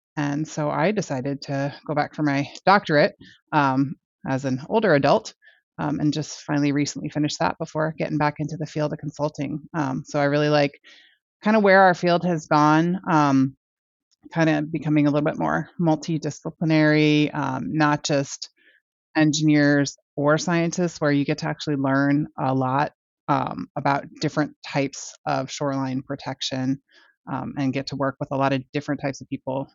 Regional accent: Maryland, United States; also born or lived in Washington, D.C.; now in New Hampshire, United States; I was born in D C, raised in Maryland

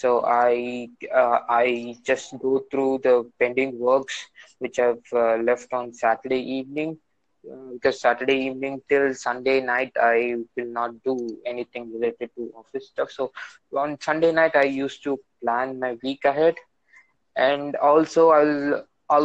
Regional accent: India; I'm from India and I'm an entrepreneur

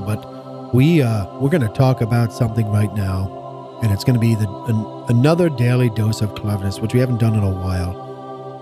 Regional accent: United States; As an American citizen

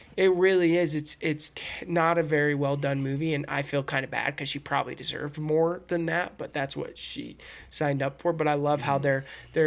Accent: United States; We're all American

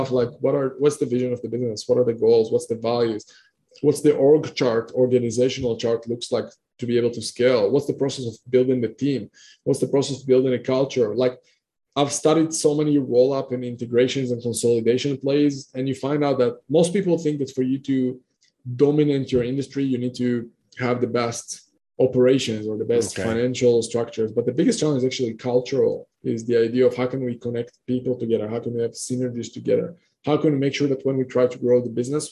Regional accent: Israel; moved away; I'm coming originally from Israel. Right now I'm coming all over the place

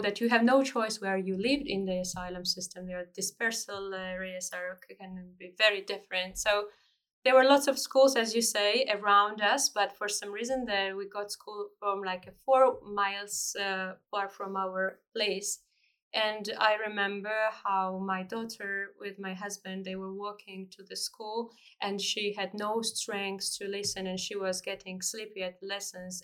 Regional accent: Georgia; now in United Kingdom; I am a refugee from Georgia

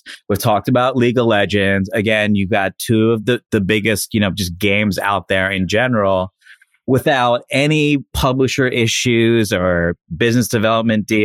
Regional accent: Miami, Florida, United States; I'm from Miami

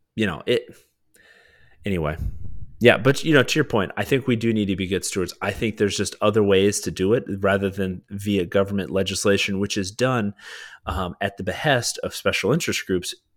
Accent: United States; as an American people

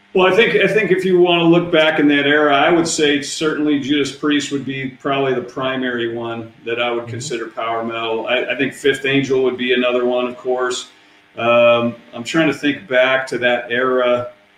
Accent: Seattle, Washington, United States; We're from Seattle.

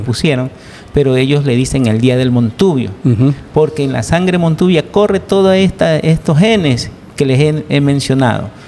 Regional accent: Guayaquil, Guayas, Ecuador; Yo soy nacido en Guayaquil, pero mi, pa, mi madre era de Manabí y mi padre pues era migrado de Milagro

